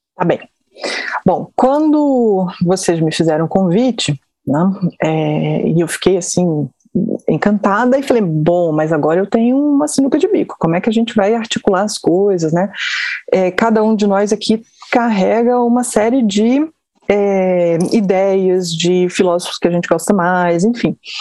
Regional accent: Brasília, Federal District, Brazil; also born or lived in Rio de Janeiro; eu sou eu sou carioca, mas moro em Brasília há muitos anos. Me formei aqui, me criei aqui em Brasília

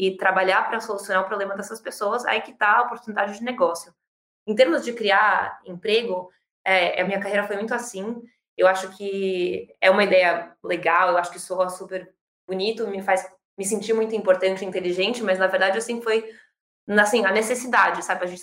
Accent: São Paulo, Brazil; sou brasileira, eu nasci e cresci em São Paulo que é onde eu tô hoje

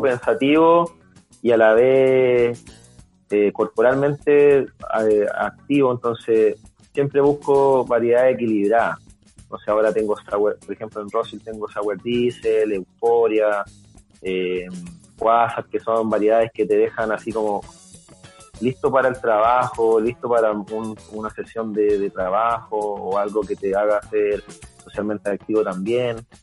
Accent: Chile

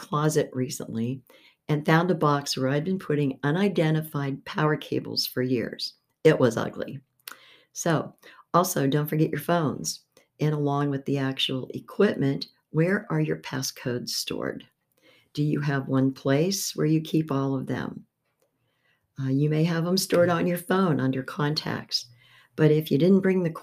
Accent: Beaver Falls, Pennsylvania, United States; I was born in Beaver Falls, Pennsylvania

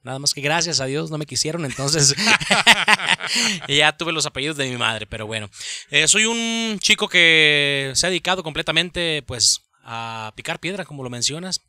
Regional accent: Tonalá, Jalisco, Mexico; soy oriundo de aquí, soy de Tonalá

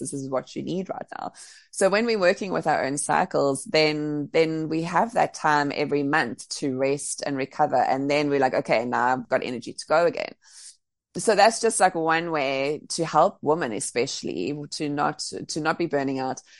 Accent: Cape Town, Western Cape, South Africa; moved away as an adult; also born or lived in Bali; now being back in Cape Town, Cape Town's my my hometown, so my family's here

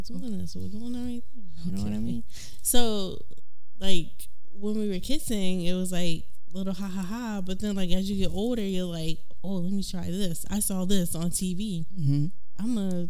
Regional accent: Boston, Massachusetts, United States; accent: Bostonian; I'm from Boston.

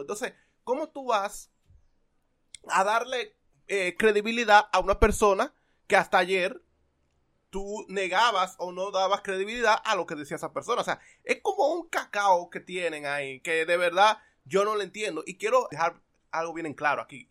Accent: Dominican Republic; nosotros como dominicanos

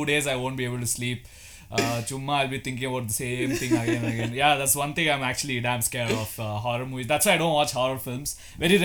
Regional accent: India; we are Indian

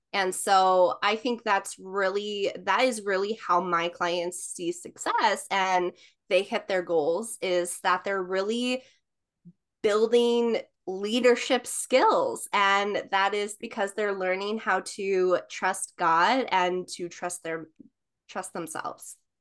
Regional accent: New York, United States; I am from New York.

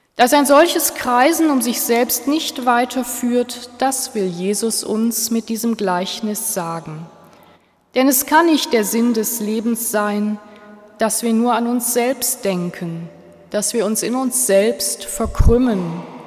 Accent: Switzerland; bei uns in der Schweiz

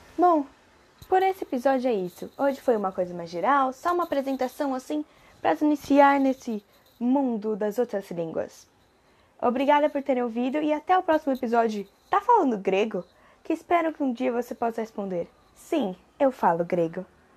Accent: Brazil; first language Portuguese; português é minha língua nativa

